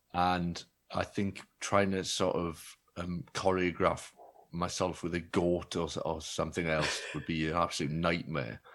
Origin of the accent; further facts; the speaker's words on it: Wales, United Kingdom; also born or lived in Bristol; being Welsh